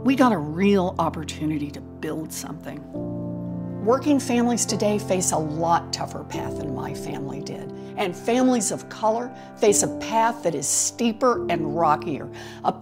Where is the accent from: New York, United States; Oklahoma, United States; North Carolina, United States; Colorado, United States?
Oklahoma, United States; Growing up in Oklahoma